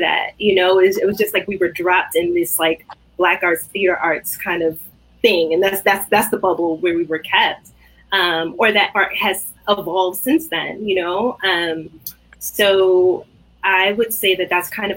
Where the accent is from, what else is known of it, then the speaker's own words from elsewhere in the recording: New York City, New York, United States; I grew up in Brooklyn, like born and raised Brooklynite